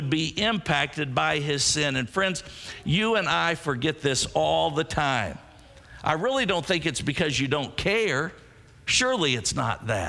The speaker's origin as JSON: {"language": "English", "town": "Scottsburg", "region": "Indiana", "country": "United States", "tie": "born or raised there", "said": "one of my youth ministers growing up in Scottsburg"}